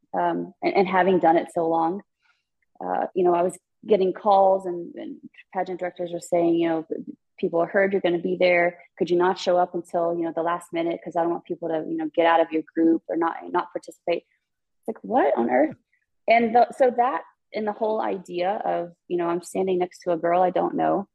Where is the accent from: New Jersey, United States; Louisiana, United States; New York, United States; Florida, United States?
Louisiana, United States; Baton Rouge; also born or lived in Ascension Parish, Louisiana; now in Las Vegas, United States; I grew up in Baton Rouge, and then my mom and dad, my stepdad, moved to Ascension Parish